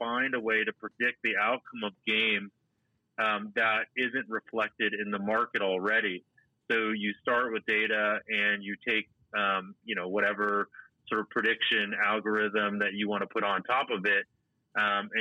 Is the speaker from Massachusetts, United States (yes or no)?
yes; Boston, Massachusetts, United States; I grew up in Boston